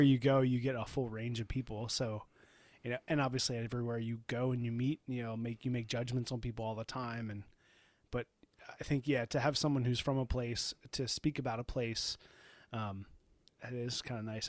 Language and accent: English; Baltimore, Maryland, United States; also born or lived in New Hampshire; we, we are from Baltimore